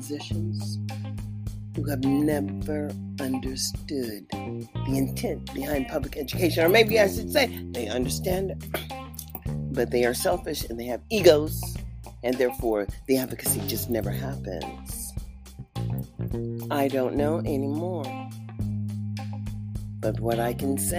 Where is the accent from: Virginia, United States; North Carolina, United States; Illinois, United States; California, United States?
California, United States; also born or lived in Mississippi; now in Nevada, United States; Mississippi where I was born, in the South. I'm living on the far west coast in Nevada. But I was raised up in California